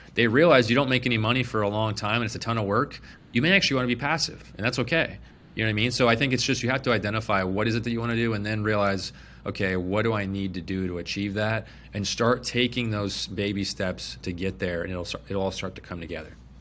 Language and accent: English; Phoenix, Arizona, United States; I was born and raised in Phoenix